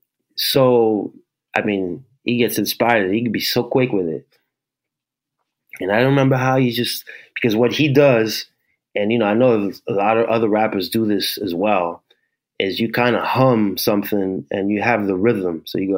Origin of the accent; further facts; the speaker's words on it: New York, United States; I grew up in New York, what, 13, 14, 84, 85.